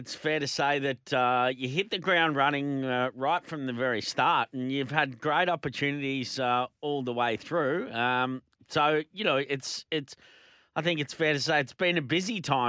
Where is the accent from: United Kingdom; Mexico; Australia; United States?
Australia; Melbourne, Victoria; now in Queensland, Australia; We're both from Melbourne, but living up here, I love living up here